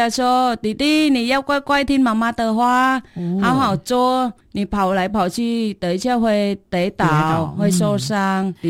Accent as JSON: {"language": "Chinese", "country": "Vietnam", "also_born_or_lived": "Taiwan", "second_language": "Chinese", "moved": "as an adult", "lives_now": "Dawu, Taitung, Taiwan", "said": "我是越南人，我嫁来台湾十九年。"}